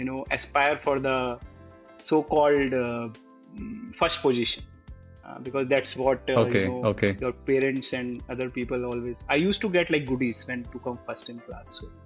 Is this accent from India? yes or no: yes; Western Uttar Pradesh, India; also born or lived in Kanpur / Lucknow / Vrindavan / Muzaffarnagar; I grew up in UP, primarily Western UP. I was born in Kanpur, then studied in Lucknow, then stayed in small places like Vrindavan, Muzaffarnagar, Agra, etc. And it's due to my father was in UP police